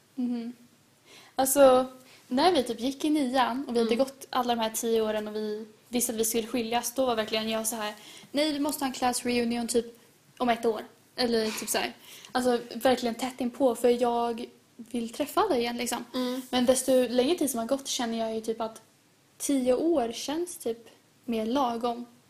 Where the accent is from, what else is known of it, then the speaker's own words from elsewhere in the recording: Sweden; jag vill att mina barn ska växa upp i Sverige precis som mig